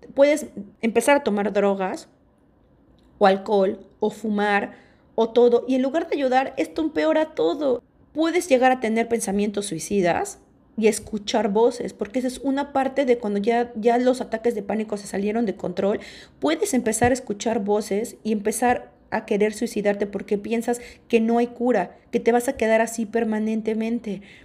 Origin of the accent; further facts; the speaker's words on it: Mexico; first language Spanish; moved away as an adult; also born or lived in Australia; yo me salí de México, me fui de México súper chavita, a los 19 años, y me fui a radicar a vivir a Australia.